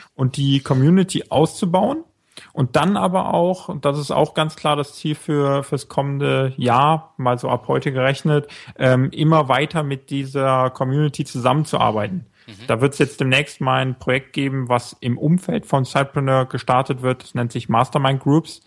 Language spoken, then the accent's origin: German; small town beyond Mönchengladbach, westernmost Germany, North Rhine-Westphalia, Germany; aus einem kleineren Ort Richtung, mehr Richtung Mönchengladbach, sogar noch hinter Mönchengladbach. Ganz an der, an der westlichsten Stelle von Deutschland